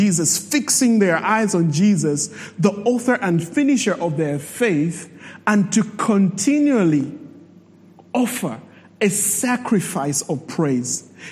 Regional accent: Zambia; I'm from Zambia

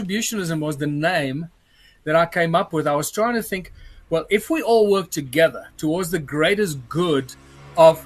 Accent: Johannesburg, Gauteng, South Africa; also born or lived in Cape Town; I'm a Joburg boy most of my life

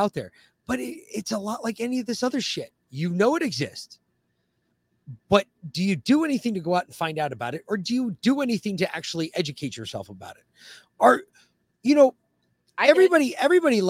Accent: the North, United States; moved away as an adult; growing up in the North, we did. And then you move south

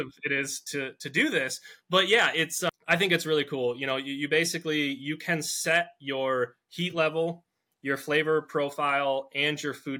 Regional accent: Michigan, United States; I'm from Michigan

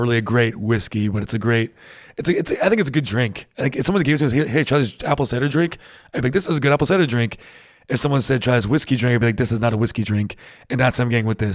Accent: New England, United States; moved away; I'm from New England, and, uh, we, we have pretty harsh winters

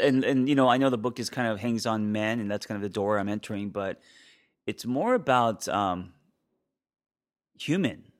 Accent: Los Angeles, California, United States; I grew up in Los Angeles

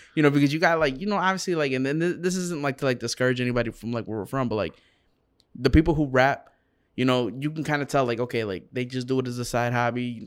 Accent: Round Lake, Illinois, United States; I'm from Round Lake.

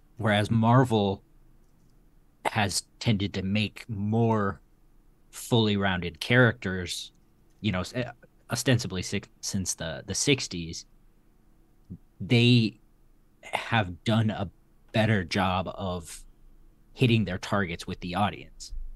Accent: Texas, United States; in Texas, my, uh, my hometown shop

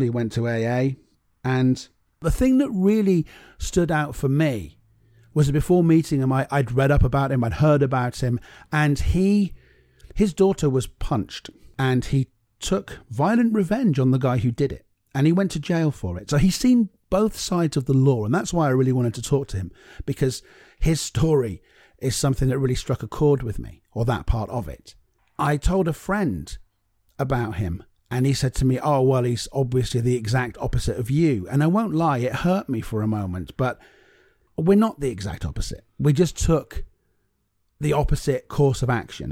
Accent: Cornwall, South West England, United Kingdom; I'm from Cornwall

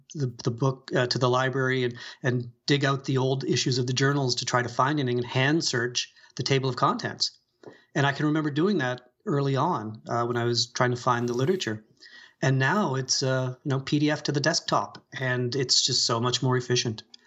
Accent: Sydney, Nova Scotia, Canada; also born or lived in London, Ontario / Ottawa; I grew up here. This is, this is my hometown

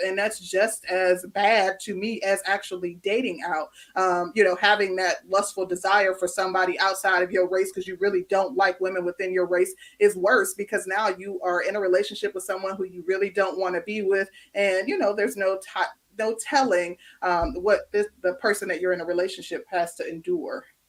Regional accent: Midwest, United States; moved away as an adult; also born or lived in Chicago, United States; now in Atlanta, United States; I come from the Midwest. I lived in Chicago prior to moving to the Atlanta metro area.

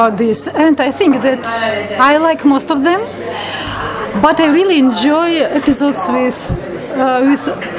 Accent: Latvia; English is a second language; now in London, United Kingdom; I'm from Latvia.

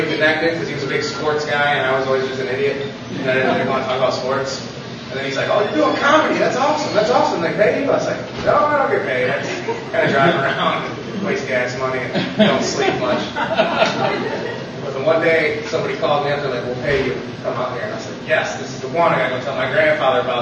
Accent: Loves Park, Illinois, United States; I am from Love's Park

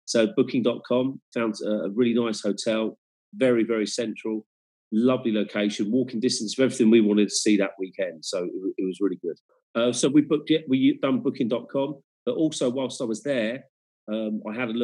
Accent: England, United Kingdom; now in Germany; being born and bred in England

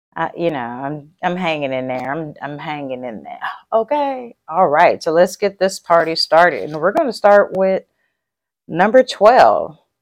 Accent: Texas, United States; I'm a Texan

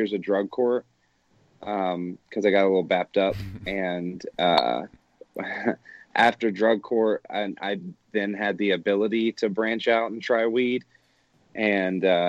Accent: Atlanta, Georgia, United States; now in Denver, United States; I am from Atlanta

